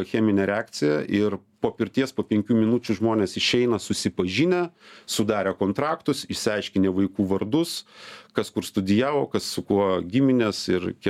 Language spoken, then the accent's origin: Lithuanian; Lithuania; now in Estonia; mes lietuviai pasakojam apie estus anekdotus